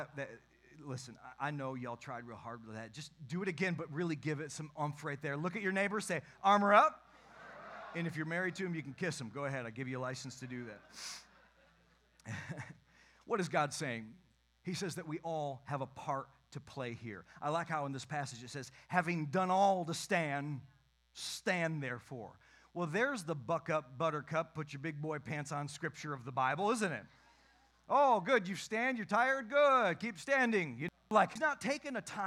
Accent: Western Michigan, United States; I grew up in Western Michigan. My church was out in the country.

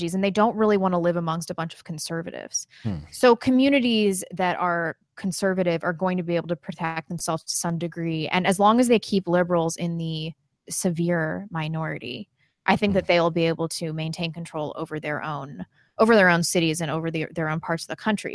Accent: California, United States; I was born in California

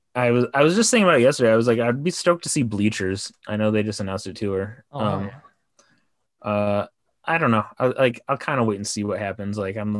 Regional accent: Livonia, Michigan, United States; moved away as an adult; also born or lived in Detroit, Michigan; now in Los Angeles, United States; I was living in Michigan. But they filmed it in Plymouth, Michigan, and I grew up in Livonia, which is the next town over.

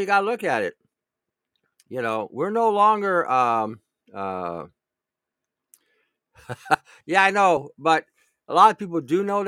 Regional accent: Michigan, United States; moved away; I grew up in Michigan

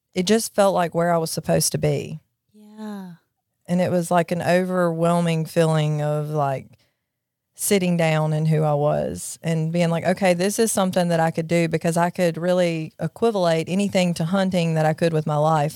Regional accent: Jackson, Mississippi, United States; also born or lived in Florence, Mississippi; I grew up in Jackson, Mississippi.

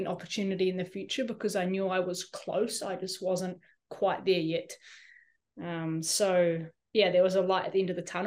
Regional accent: New Zealand; as a Kiwi, we're kind of, as a New Zealander with only a New Zealand passport

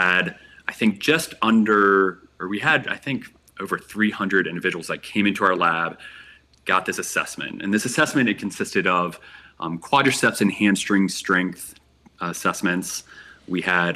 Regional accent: Virginia, United States; moved away as an adult; also born or lived in Colorado; I was born and raised on the East Coast in the state of Virginia.

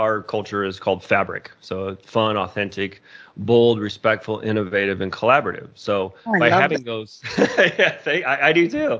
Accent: Indiana, United States; now in Colorado, United States; I grew up in Indiana and moved out to Colorado

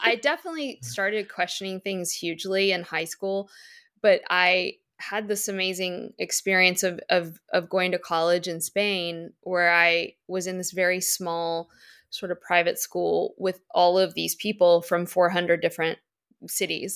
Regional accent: Virginia, United States; moved away; my Virginia family's, like, Katie's tiny bungalow.

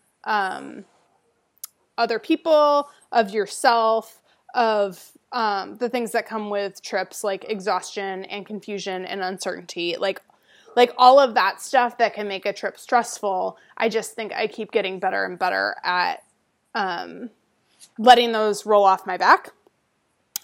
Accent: United States

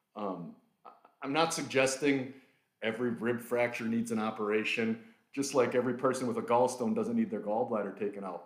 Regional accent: Milwaukee, Wisconsin, United States; also born or lived in Detroit; born and raised in Milwaukee, Wisconsin. I'm about as local as you can get.

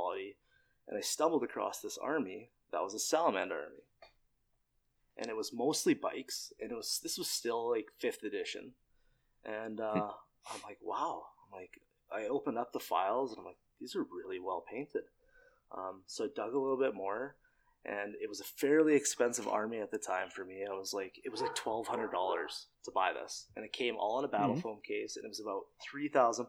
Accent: Trail, British Columbia, Canada; I moved back to my hometown of Trail, where I live now.

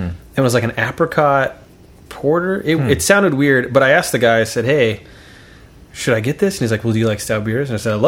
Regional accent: Kansas, United States; we're from Kansas.

